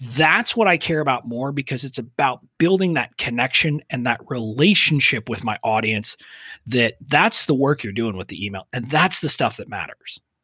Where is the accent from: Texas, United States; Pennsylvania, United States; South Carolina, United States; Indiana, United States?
Texas, United States; five miles from the Mexican border; I grew up five miles from the Mexican border, so I didn't really have a Texas accent